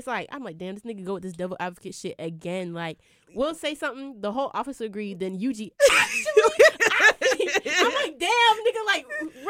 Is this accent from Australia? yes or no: no; Ghana; now in North Carolina, United States; I'm a Ghanaian even though I don't speak Ewe, I don't speak Twi, I don't speak Ga. Or I don't live in Ghana. Like, I'm still just as Ghanaian as everyone else.